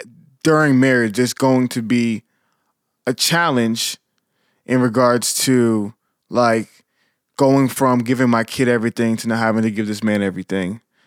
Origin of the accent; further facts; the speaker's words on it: Nigeria; I'm Nigerian